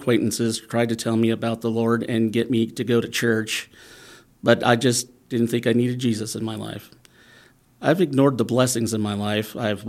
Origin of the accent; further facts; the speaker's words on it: Hawaii, United States; also born or lived in Coos Bay, Oregon; But we moved the band in when I was 3, maybe? Dad got a wild burr and we moved to Hawaii.